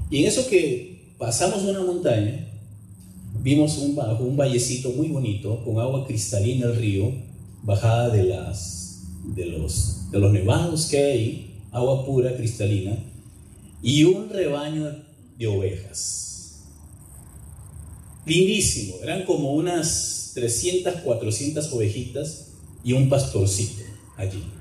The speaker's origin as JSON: {"language": "Spanish", "country": "Peru", "moved": "as an adult", "said": "Pero tengo ya 33 años de vivir aquí. Em, es un pueblo minero a, cuatro, a más de 4.500 metros de altura sobre el nivel del mar."}